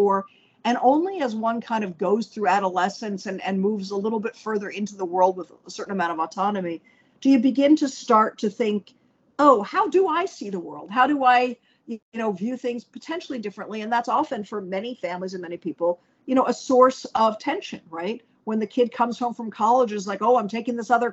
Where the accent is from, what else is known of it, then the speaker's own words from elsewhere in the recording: Washington, District of Columbia, United States; I grew up in Washington, D.C.